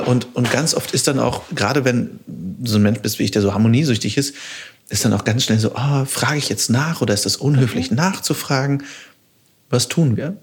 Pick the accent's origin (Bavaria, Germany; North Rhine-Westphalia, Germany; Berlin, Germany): North Rhine-Westphalia, Germany; Düsseldorf; also born or lived in Cologne; ich komme aus Düsseldorf, ich habe lange in Köln gewohnt